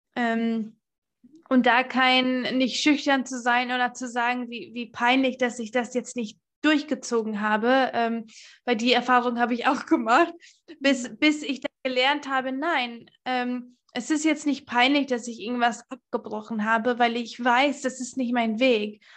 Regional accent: United States; now in Germany; seitdem ich zehn bin, war ich oder bin ich in den USA aufgewachsen

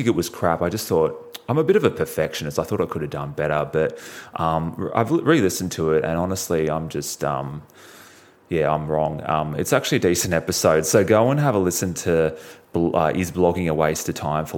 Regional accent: Australia; I'm from Australia.

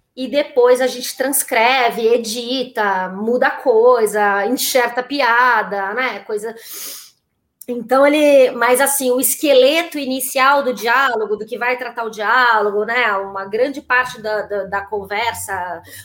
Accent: São Paulo, Brazil; also born or lived in Olinda, Brazil; eu que sou de São Paulo, eu sou nascida em Olinda, mas a minha família toda é paulistana

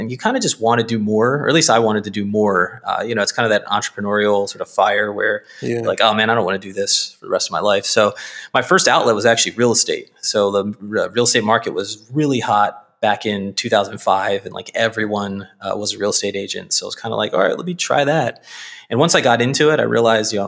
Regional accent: Baltimore, Maryland, United States; I grew up in Northeast Baltimore

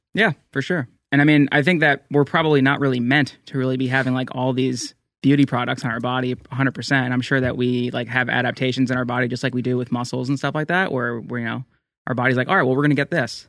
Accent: New Jersey, United States; I grew up in New Jersey

